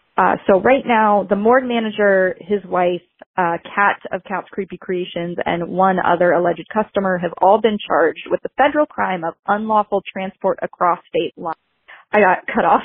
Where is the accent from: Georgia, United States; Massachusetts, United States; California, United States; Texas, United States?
Massachusetts, United States; Salem; I'm from Salem, Massachusetts, a very spooky town